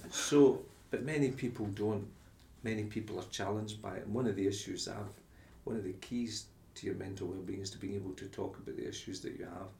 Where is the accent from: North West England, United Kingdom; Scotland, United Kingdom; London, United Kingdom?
Scotland, United Kingdom; Glasgow; I came from Glasgow, it was Rangers Celtic